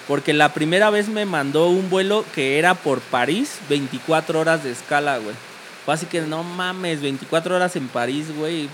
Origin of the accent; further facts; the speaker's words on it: Mexico; era mexicano